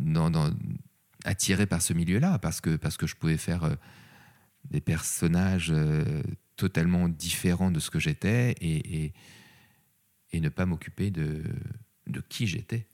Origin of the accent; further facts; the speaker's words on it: Paris, Île-de-France, France; je suis un vrai Parisien